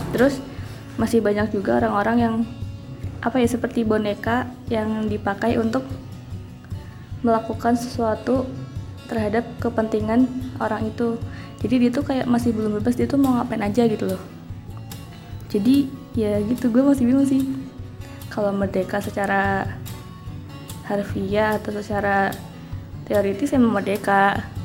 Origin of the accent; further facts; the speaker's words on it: Cirebon, West Java, Indonesia; asal gua dari Cirebon